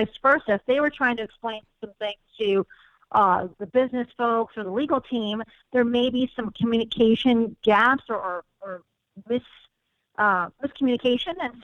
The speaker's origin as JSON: {"language": "English", "town": "Chicago", "region": "Illinois", "country": "United States", "tie": "born or raised there", "said": "I grew up in Chicago"}